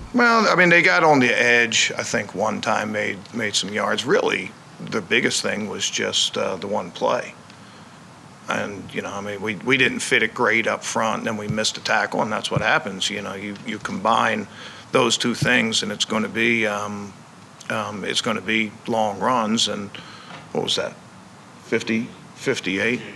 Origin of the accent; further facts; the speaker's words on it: Baltimore, Maryland, United States; I grew up in Baltimore